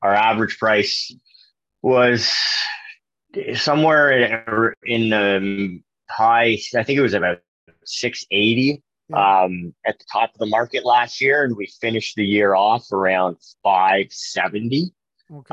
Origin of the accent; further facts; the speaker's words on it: Kingston, Ontario, Canada; born and raised in Kingston